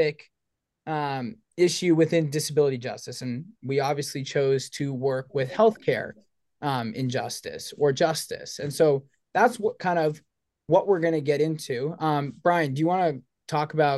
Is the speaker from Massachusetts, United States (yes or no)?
yes; Boston, Massachusetts, United States; now in Ithaca, United States; I'm a junior in the ILR school here at Cornell from Boston, Massachusetts.